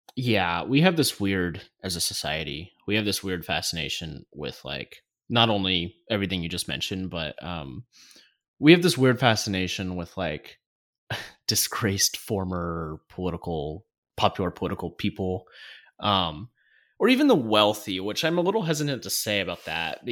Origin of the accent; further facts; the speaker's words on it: United States; we as the American people